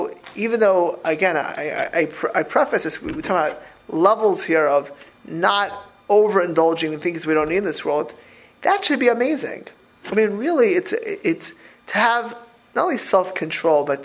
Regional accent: Florida, United States; I grew up in Florida

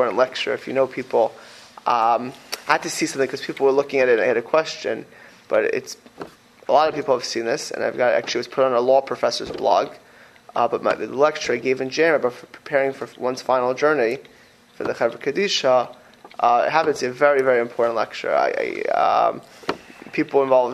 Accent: Miami Beach, Florida, United States; I grew up in Miami Beach, Florida, on Pine Tree Drive

